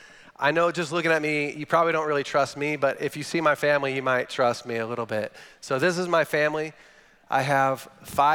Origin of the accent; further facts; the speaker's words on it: Northern California, United States; I'm from Northern California, which is different than the California that you're thinking about